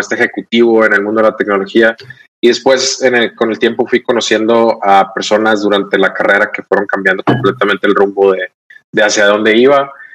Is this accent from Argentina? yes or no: no; Los Mochis, Sinaloa, Mexico; now in Monterrey, Mexico; soy regio adoptado. Vivo en mm. Monterrey desde, desde hace ya cerca de 15 años. Em, eh, pero soy de Sinaloa, soy de los Boches, Sinaloa.